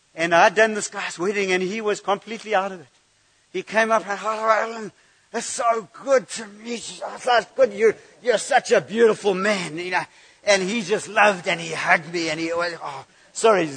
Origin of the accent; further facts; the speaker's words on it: United Kingdom; I'm too British